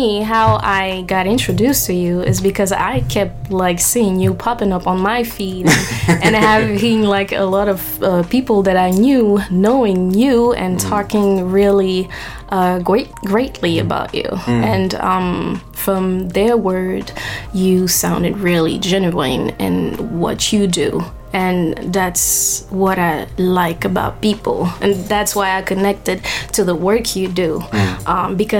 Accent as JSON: {"language": "English", "town": "Paris", "region": "Île-de-France", "country": "France", "tie": "born or raised there", "also_born_or_lived": "Senegal / Cape Verde", "moved": "as an adult", "lives_now": "New York, United States", "said": "I am originally from Senegal and Cape Verde, raised in Paris, and moved to New York 4 years ago."}